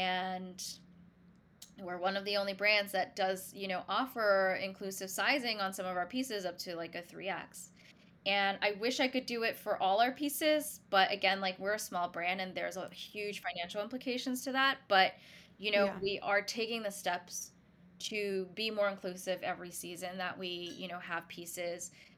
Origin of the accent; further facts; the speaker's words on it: New York, United States; And being a New Yorker too, like, I wear so much black.